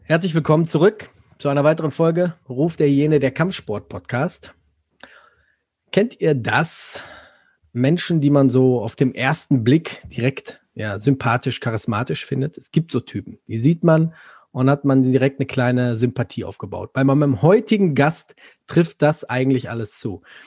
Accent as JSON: {"language": "German", "area": "Ruhr area", "region": "North Rhine-Westphalia", "country": "Germany", "said": "ich komme nicht aus Frankfurt, ich komme hier aus dem Ruhrgebiet"}